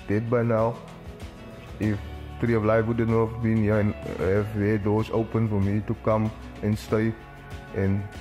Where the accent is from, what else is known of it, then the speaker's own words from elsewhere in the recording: Manenberg, Western Cape, South Africa; Like growing up in Manenberg is challenging.